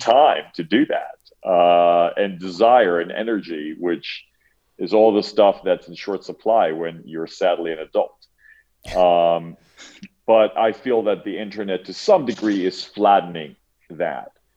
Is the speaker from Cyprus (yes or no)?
yes; Cyprus; I grew up in Cyprus